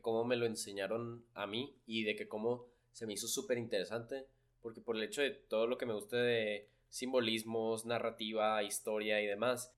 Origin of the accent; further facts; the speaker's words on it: Chihuahua, Mexico; me presentaba como mexicano, que ¿de dónde? Lo Chihuahua